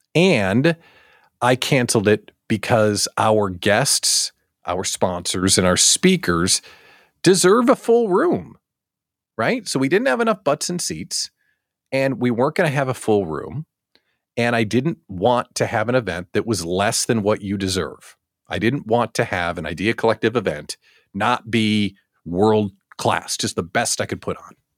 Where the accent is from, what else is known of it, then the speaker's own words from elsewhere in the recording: Chicago, Illinois, United States; I'm from Chicagoland.